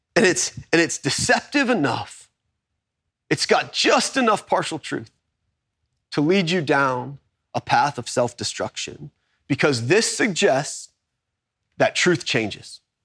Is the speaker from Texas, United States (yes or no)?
yes; Kingwood, Texas, United States; also born or lived in Baton Rouge, Louisiana / Tomball, Texas; I was born in Baton Rouge. I was, I was raised in, in Kingwood, Texas